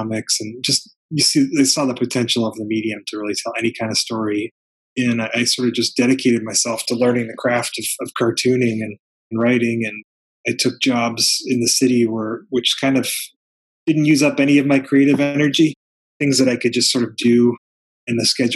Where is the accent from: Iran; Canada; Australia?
Canada; now in Toronto, Canada; I grew up in Canada, in rural Canada, in a really small farming community.